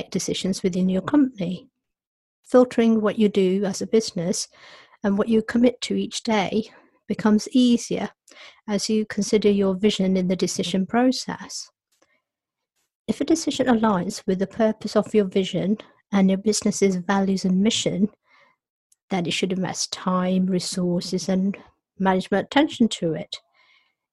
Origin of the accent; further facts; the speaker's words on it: Nairobi, Kenya; moved away; I was born in Nairobi, and my parents were born in India.